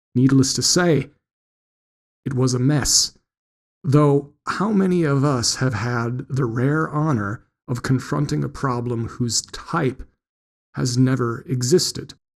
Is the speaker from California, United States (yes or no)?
no; Wisconsin, United States; growing up in Wisconsin